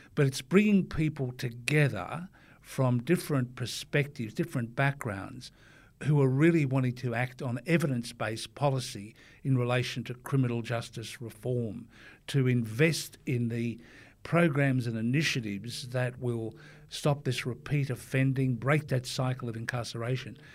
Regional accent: Forster, New South Wales, Australia; my time as a growing up in Foster, being on the surfboard

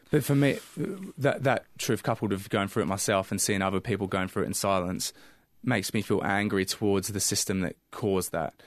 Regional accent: England, United Kingdom; now in Australia; growing up in England

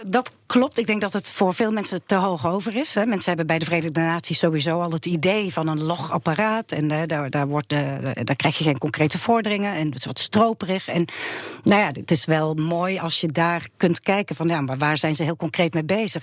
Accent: Netherlands; wij als Nederlanders

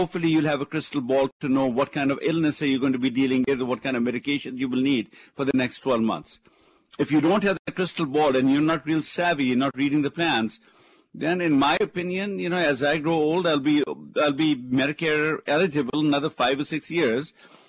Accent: India; moved away; remember, I came from India, loving the capitalistic system because this is the place you work hard, you play by the rules, you persevere, you can make it happen.

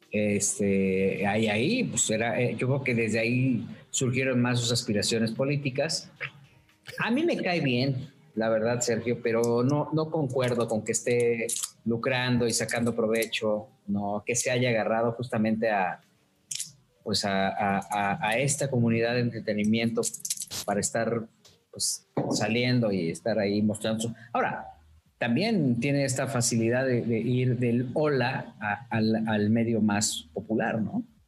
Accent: Mexico; soy mexicano

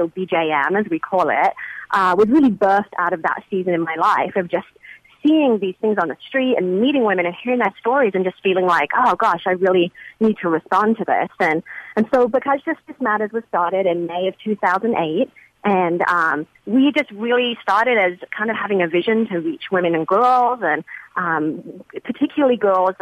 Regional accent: England, United Kingdom; moved away as an adult; now in San Francisco, United States; I'm originally from England, and I moved to San Francisco about 15 years ago.

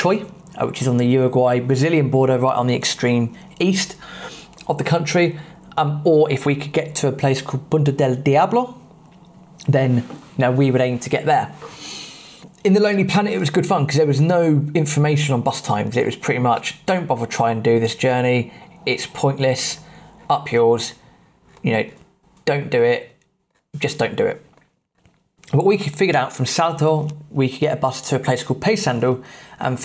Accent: England, United Kingdom; being English

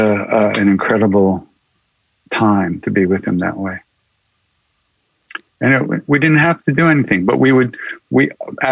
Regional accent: Long Island, New York, United States; also born or lived in India; I'm a kid from Long Island, New York

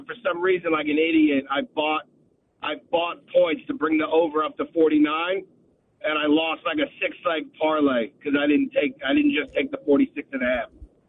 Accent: Florida, United States; in Florida, I'm from Florida.

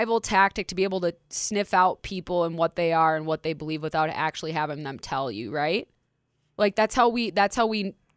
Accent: Minneapolis, Minnesota, United States; Minneapolis, my community.

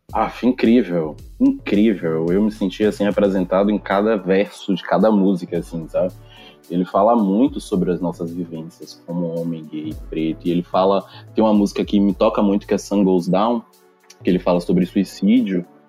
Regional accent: Salvador, Bahia, Brazil; Sou daqui de Salvador.

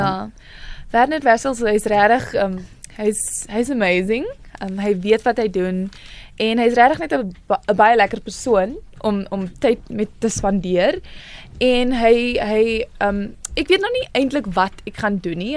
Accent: Paarl, Western Cape, South Africa; born or raised there; also born or lived in Worcester, South Africa

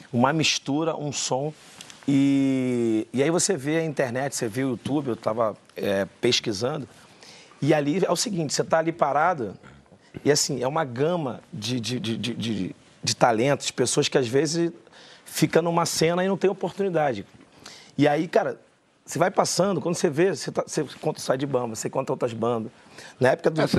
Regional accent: Rio de Janeiro, Brazil; eu sou do Rio de Janeiro, sou carioca, eu estourei em São Paulo.

